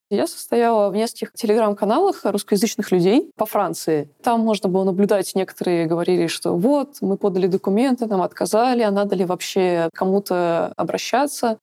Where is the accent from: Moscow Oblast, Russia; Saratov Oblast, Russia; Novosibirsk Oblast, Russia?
Moscow Oblast, Russia; moved away as an adult; now in Grenoble, France; Я под москвич, вот, я замкадыш, я всю жизнь, свою жизнь жила рядом с Москвой